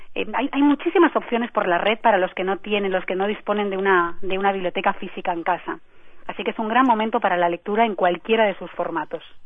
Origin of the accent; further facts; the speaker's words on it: Spain; digo yo como española